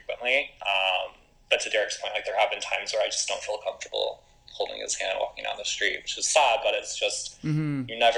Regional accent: United States; just being an American and living in the States.

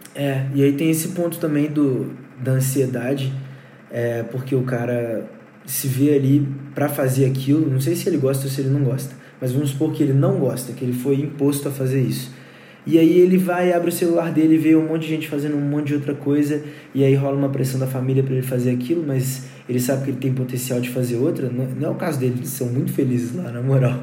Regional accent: Brumadinho, Minas Gerais, Brazil; eu moro numa casa afastadona, fica no município de Brumadinho e lá eu crio e o nome da banda vem de lá, os integrantes se conheceram lá

